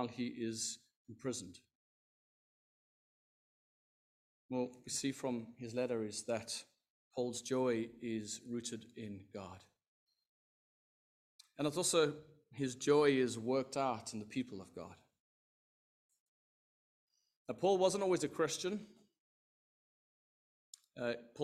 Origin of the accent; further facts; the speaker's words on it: South Africa; I am South African, if you were wondering, from the Southern Hemisphere.